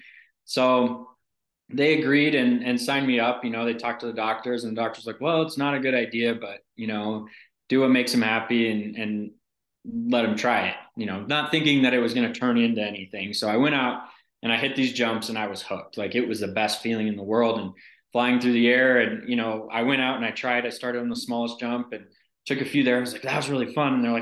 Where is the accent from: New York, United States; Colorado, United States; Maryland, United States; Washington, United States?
Colorado, United States; Steamboat Springs; I grew up in Steamboat, Colorado